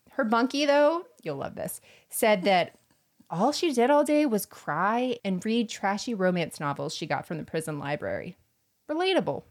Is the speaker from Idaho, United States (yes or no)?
no; Florida, United States; I'm from Florida